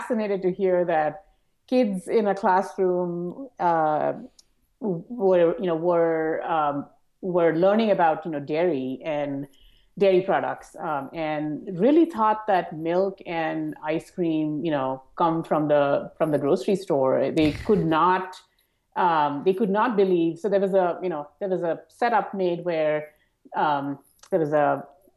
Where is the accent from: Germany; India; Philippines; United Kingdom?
India; I grew up in India and worked